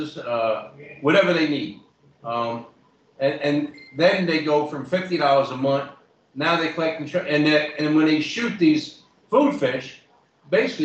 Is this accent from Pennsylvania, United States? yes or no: no; New York, United States; I'm from the Bronx, so I don't pronounce nothing right